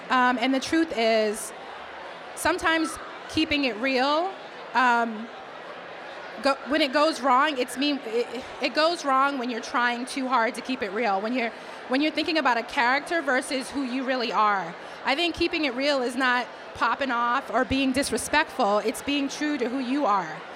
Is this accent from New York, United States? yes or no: no; Boston, Massachusetts, United States; accent: Boston; the only code switching I ever I've ever done is to try to hide my Boston accent because when I get upset, I drop all the R's